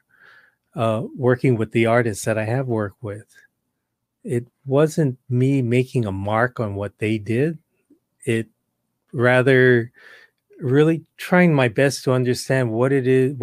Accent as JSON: {"language": "English", "town": "Honolulu", "region": "Hawaii", "country": "United States", "tie": "born or raised there", "said": "I was born and raised in Honolulu, Hawaii."}